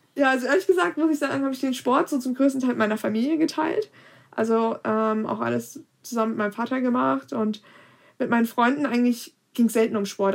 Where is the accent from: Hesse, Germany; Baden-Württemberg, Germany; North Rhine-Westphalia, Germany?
Hesse, Germany; Kassel; bei uns in Kassel